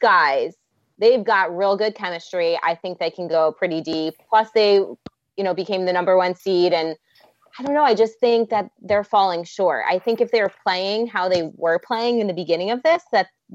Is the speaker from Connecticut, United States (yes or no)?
yes; Connecticut, United States; I'm from Connecticut